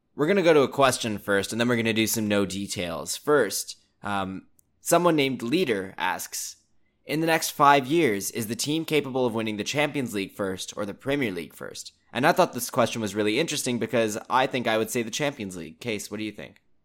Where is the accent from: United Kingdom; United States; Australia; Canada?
Canada; I think growing up in Canada